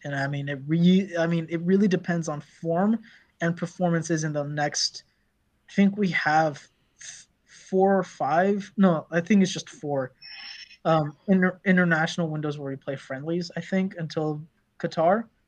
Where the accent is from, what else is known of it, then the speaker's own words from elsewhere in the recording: Morocco; Morocco is my home country